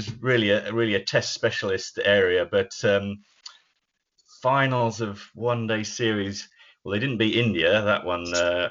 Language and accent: English; England, United Kingdom; I'm English